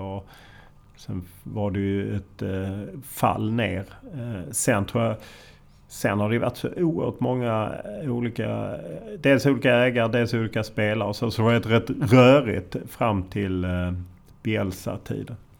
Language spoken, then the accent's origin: Swedish; Lund, Skåne, Sweden; jag är från Lund men han är från Landskrona